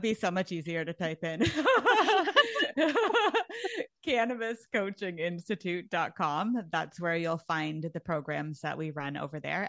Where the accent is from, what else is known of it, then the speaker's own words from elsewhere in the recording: Canada; actually I'm Canadian.